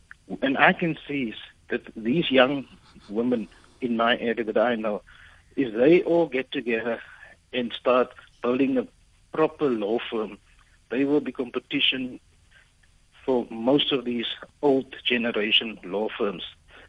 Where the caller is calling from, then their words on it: Port Elizabeth, Eastern Cape, South Africa; I'm phoning from Port Elizabeth.